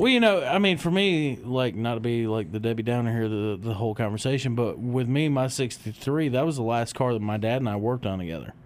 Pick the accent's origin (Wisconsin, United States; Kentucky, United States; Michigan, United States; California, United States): Michigan, United States; when I was real young growing up in Michigan